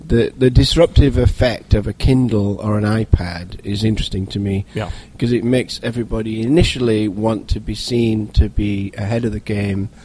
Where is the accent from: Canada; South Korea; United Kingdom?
United Kingdom; England; now in United States; as an Englishman